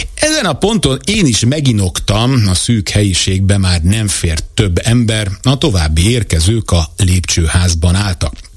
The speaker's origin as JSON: {"language": "Hungarian", "country": "Hungary", "tie": "born or raised there", "said": "1978-ban születtem Magyarországon, itt vettem először levegőt, e föld nevelt"}